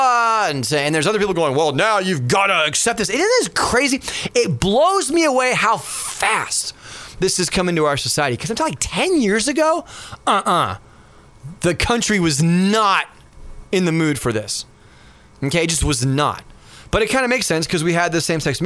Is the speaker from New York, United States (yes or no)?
no; Los Angeles, California, United States; And I remember when I was a kid, and we'd all like, you know, run around the mountains and stuff like that. And we grew up in San Fernando Valley in California.